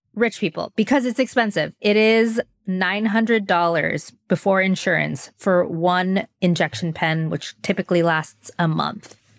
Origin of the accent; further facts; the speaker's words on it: Southern California, United States; growing up in Southern California